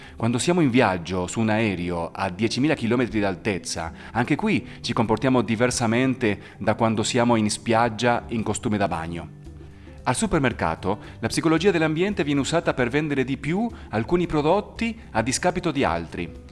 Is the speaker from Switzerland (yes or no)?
no; Argentina; now in Italy; Io, per esempio, sono nato in Argentina, che fa parte anche dell'America, ma non sono per niente statunitense.